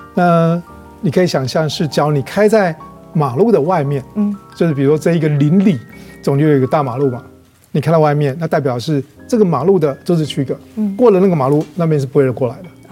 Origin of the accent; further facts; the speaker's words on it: Kaohsiung, Taiwan; 以前我在高雄贵港出生的，嗯。我阿嬷他们，这外婆、外公，他们都是开百货行